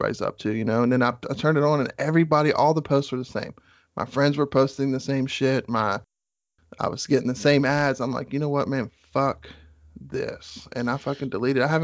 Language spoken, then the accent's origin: English; West Virginia, United States; I'm from West Virginia